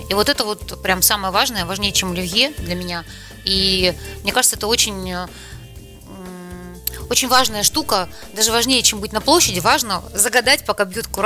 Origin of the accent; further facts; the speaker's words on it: Saint Petersburg, Russia; Вот я вроде родилась в Петербурге и живу всю жизнь в Петербурге, но я очень многих нюансов не знала до встречи с Андреем